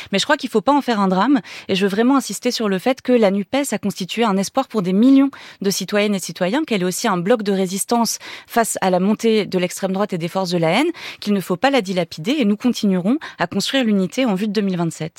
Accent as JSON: {"language": "French", "country": "France"}